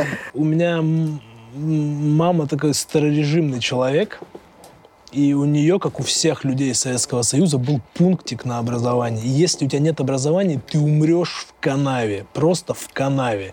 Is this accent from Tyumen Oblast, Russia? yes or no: yes; Tyumen, Tyumen Oblast, Russia; из моей братвы из Тюмени, с этого района